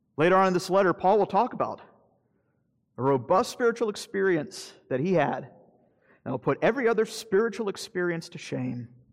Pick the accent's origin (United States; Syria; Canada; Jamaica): United States; Florida; I'm from Florida